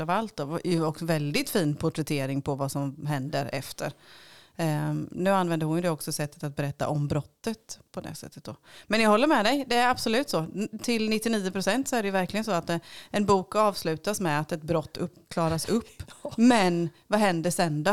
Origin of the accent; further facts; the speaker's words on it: Småland, Sweden; jag är författare ifrån Småland.